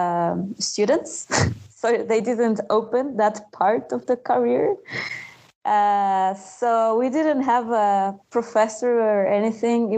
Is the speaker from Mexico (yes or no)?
yes; Mexico; moved away as an adult; now in Montreal, Canada; I grew up in Mexico